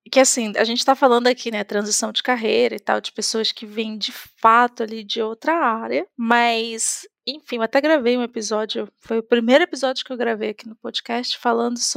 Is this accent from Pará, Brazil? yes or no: yes; Belém, Pará, Brazil; now in Florianópolis, Brazil; eu vim de Belém do Pará para Florianópolis e e lá, gente, o contexto de tecnologia é completamente diferente de tudo que, enfim, a gente vê aqui nesse eixo sul-sudeste.